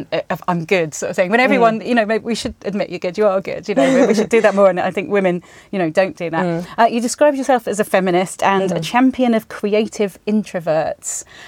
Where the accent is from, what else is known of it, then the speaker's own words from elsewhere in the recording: Spain; So I grew up in Spain, and everyone there was really confident when I moved there, and because they were all these international school kids.